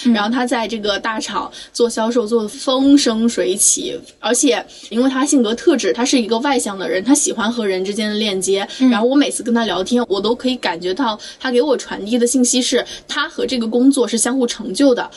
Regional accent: Anhui, China; moved away; 因为我老家是安徽的嘛

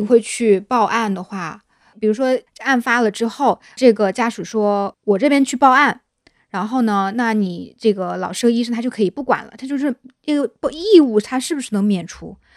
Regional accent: Hunan, China; moved away; 像我老家，那个湖南那边

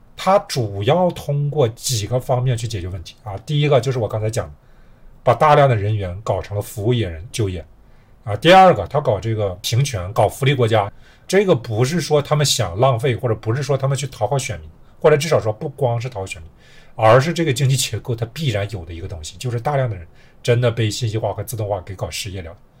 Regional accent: China; 我们中国人都很熟悉

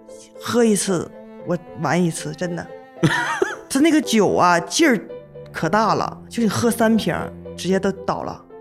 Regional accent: Northeast China, China; moved away as an adult; also born or lived in Harbin / Shenyang; 其实我大学毕业之后，在我们东北那边又待了两年，在哈尔滨和沈阳待了两年，在那边就业。

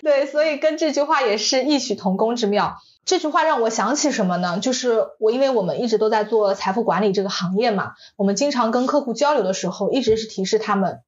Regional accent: China; 我们中国人

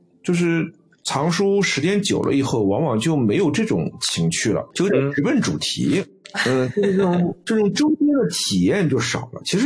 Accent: China; 我们中国人讲叫水土，但是西西方人讲叫环境决定嘛。

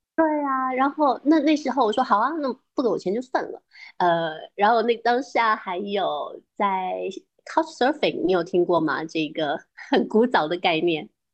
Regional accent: Yuhuan, Zhejiang, China; moved away; 我是台中凯话门的乡下人，我是哦凯门的黄门人，更加小的海岛

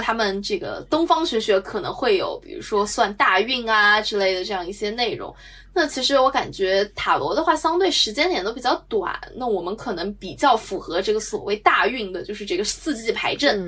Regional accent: Shanghai, China; 我们俩都是等于说土生土长的上海人嘛，虽然我们是这个不属于市中心人

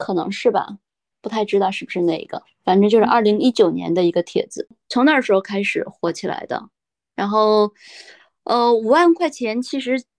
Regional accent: Hegang, Heilongjiang, China; 在之前我跟别人说我来自哪里的时候，基本上都会说是佳木斯，因为这个名字好像似乎还有人知道。我从来都不跟别人提我是鹤岗的

